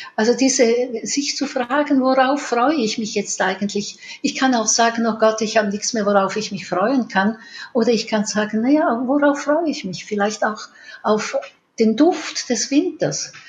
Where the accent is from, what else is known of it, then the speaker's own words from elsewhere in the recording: Switzerland; bei uns in der Schweiz